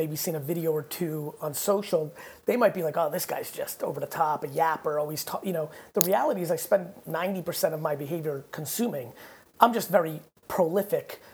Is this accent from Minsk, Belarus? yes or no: no; Babruysk, Mogilev Region, Belarus; moved away; I was born in Babrusk, which is about 30 minutes outside of it.